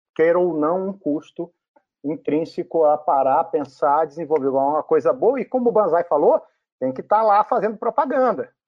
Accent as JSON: {"language": "Portuguese", "country": "Brazil", "said": "como brasileiro"}